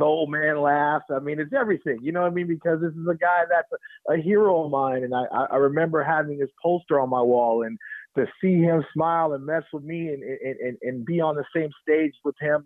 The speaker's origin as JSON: {"language": "English", "town": "Oakland", "region": "California", "country": "United States", "tie": "born or raised there", "also_born_or_lived": "Alameda, California", "said": "growing up in Oakland and watching Battle of the Bay"}